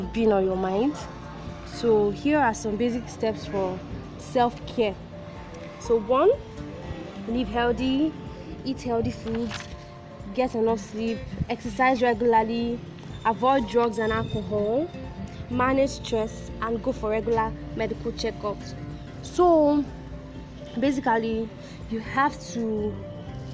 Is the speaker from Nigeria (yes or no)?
yes; Nigeria; as a Nigerian